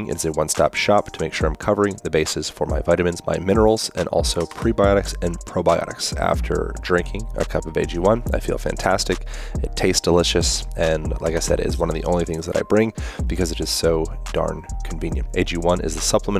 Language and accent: English; Lancaster, Pennsylvania, United States; Lancaster, Pennsylvania.